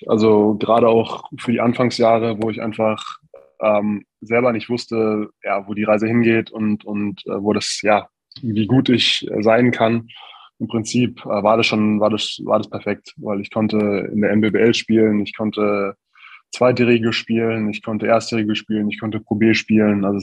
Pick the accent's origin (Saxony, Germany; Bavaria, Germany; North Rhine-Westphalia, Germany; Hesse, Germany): Bavaria, Germany; Neunkirchen am Brand; Ja, tatsächlich ist es äh, genauso auch gewesen. Ähm, kleines Dorf, in der Nähe von, von Forchh